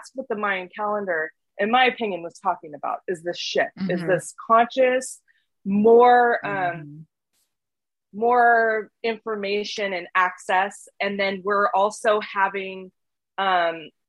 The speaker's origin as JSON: {"language": "English", "town": "Portland", "region": "Oregon", "country": "United States", "tie": "born or raised there", "said": "I grew up in Portland, Oregon"}